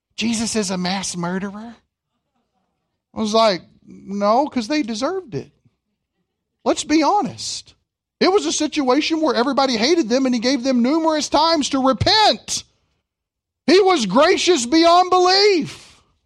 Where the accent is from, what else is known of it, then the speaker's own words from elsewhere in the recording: Kentucky, United States; I'm from Kentucky